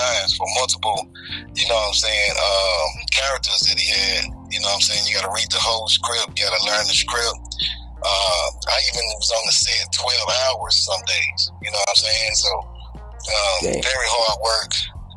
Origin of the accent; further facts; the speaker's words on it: Clarksdale, Mississippi, United States; moved away; also born or lived in Memphis, Tennessee; I'm actually originally from Clarksdale, Mississippi. You know what I'm saying? What's up to the SIP? And I also grew up in Memphis